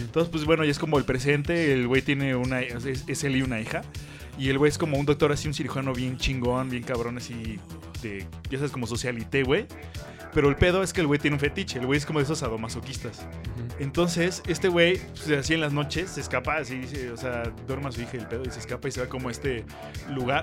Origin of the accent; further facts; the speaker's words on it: Mexico; aquí en México todos somos mexicanos